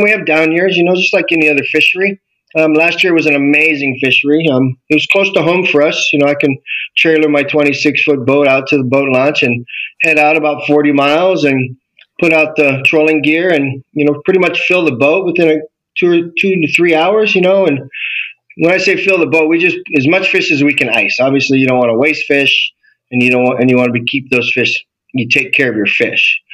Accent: Maui, Hawaii, United States; born and raised in Hawaii. I grew up in Maui

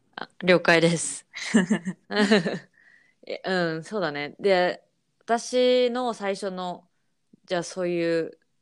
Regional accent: Japan; moved away as an adult; now in United States; 私は日本の義務教育で育った

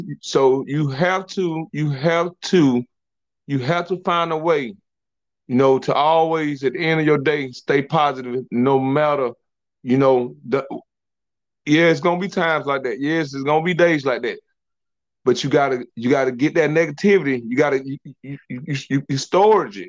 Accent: South Georgia, United States; I'm from South Georgia. We from soul food land

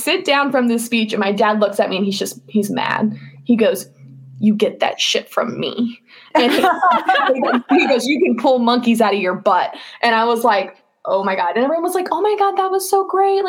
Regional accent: Georgia, United States; I grew up in Georgia.

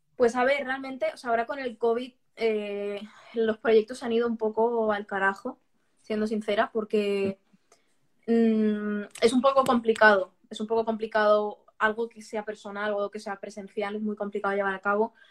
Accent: Barcelona, Catalonia, Spain; now in Valencia, Spain; Yo, yo, soy valenciana de adopción. O sea, yo nací en Barcelona.

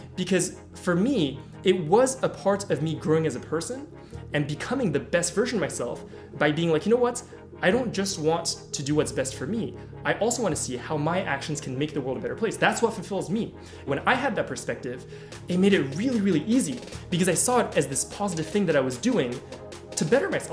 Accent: Paris, Île-de-France, France; I grew up in Paris

